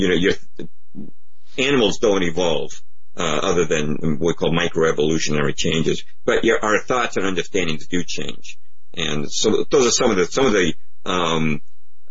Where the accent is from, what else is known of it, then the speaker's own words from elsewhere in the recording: Lexington, Massachusetts, United States; I grew up in Lexington, Massachusetts